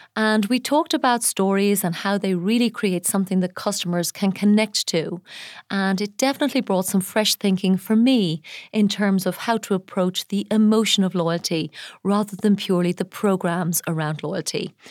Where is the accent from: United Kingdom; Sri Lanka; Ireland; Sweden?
Ireland; now in Dubai, United Arab Emirates; my home country of Ireland